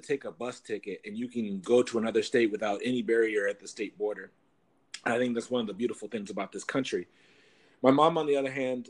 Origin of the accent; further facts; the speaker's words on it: Minnesota, United States; Growing up in Minnesota has a really strong healthcare system.